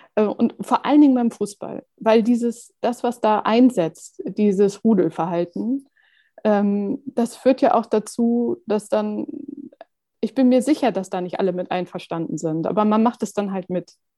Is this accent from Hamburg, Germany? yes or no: yes; Hamburg, Germany; als Hamburger